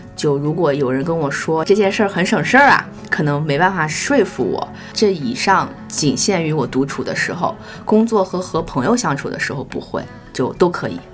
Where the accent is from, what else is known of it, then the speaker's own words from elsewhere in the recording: northern China, China; 身为北方人